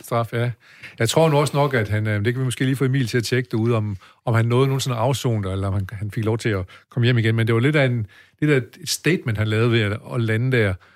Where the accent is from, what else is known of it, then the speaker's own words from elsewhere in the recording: Denmark; oppe i høj, hvor jeg er vokset op